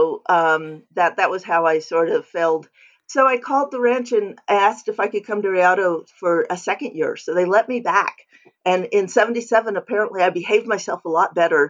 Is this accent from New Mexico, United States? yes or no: yes; New Mexico, United States; I'd been climbing mountains in northern New Mexico all my life. I'm from New Mexico.